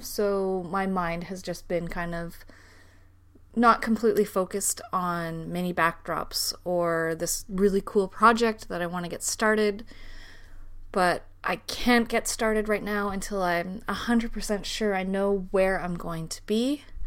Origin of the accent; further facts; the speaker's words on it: Canada; moved away as an adult; now in Denmark; I am a Canadian who is living in Denmark.